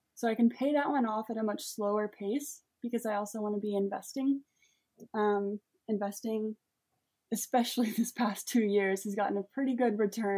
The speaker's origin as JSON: {"language": "English", "town": "Collierville", "region": "Tennessee", "country": "United States", "tie": "born or raised there", "said": "I grew up um, in Collierville, Tennessee"}